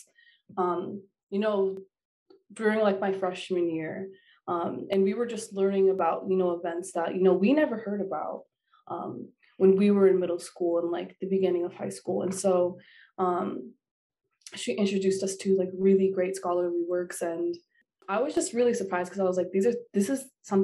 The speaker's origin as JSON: {"language": "English", "town": "Anchorage", "region": "Alaska", "country": "United States", "moved": "as an adult", "said": "back home in Anchorage"}